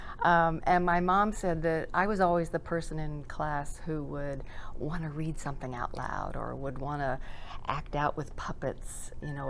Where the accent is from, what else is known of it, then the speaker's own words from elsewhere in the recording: Birmingham, Alabama, United States; I'm from Alabama, from Birmingham